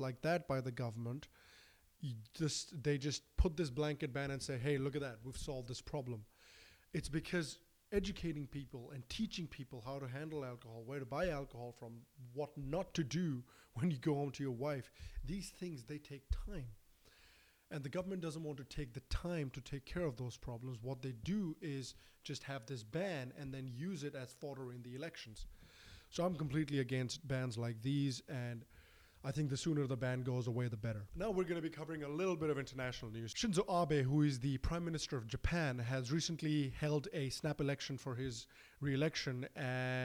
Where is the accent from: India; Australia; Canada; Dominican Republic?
India; Bihar; I am from Bihar.